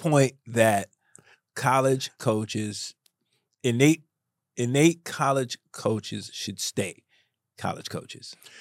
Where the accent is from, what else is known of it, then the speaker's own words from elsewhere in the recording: New York City, New York, United States; I grew up in the South Bronx.